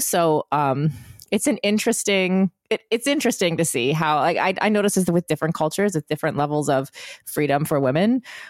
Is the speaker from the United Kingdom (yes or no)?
no; United Arab Emirates; also born or lived in Bahrain; So in where I grew up in the United Arab Emirates or in Bahrain, there's a lot of freedom.